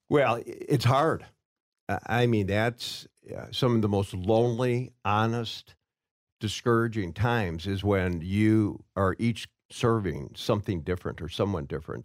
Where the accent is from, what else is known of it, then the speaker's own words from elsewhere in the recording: Waukegan, Illinois, United States; I grew up in Waukegan, Illinois